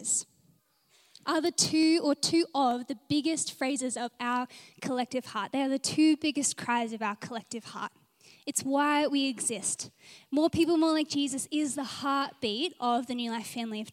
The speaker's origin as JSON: {"language": "English", "town": "Adelaide", "region": "South Australia", "country": "Australia", "also_born_or_lived": "Gold Coast, Australia", "moved": "yes", "lives_now": "Brisbane, Australia", "said": "I'm from Adelaide and it was always nice to just pray for home"}